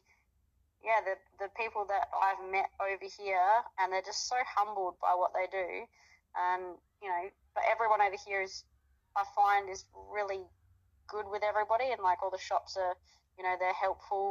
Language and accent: English; Adelaide, South Australia, Australia; moved away as an adult; now in Perth, Australia; I grew up in Adelaide